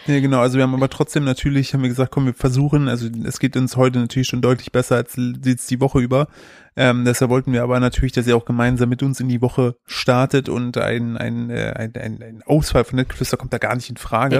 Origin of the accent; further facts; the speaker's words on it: Sauerland, North Rhine-Westphalia, Germany; als Sauerländer